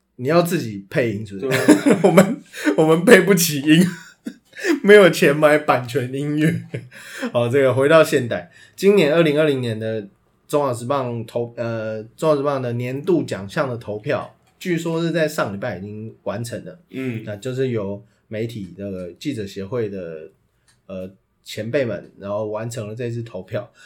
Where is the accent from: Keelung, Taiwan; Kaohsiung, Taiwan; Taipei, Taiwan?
Taipei, Taiwan; 我是台北人